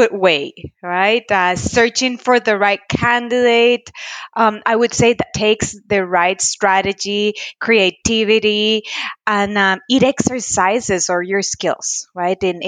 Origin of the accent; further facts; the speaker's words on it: Costa Rica; now in Arizona, United States; I am a proud Latina, born and raised in Costa Rica. I currently reside in Arizona.